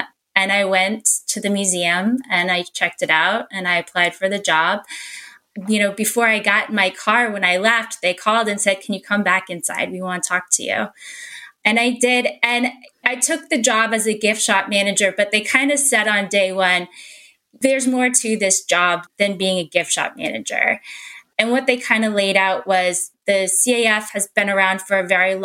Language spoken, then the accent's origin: English; Houston, Texas, United States; also born or lived in Midland; I grew up in Houston